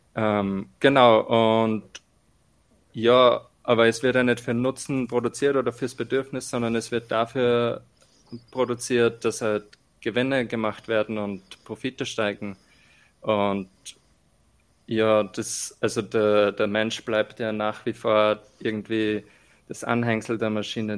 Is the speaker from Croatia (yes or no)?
no; Austria; accent: strong dialect; bei uns in Österreich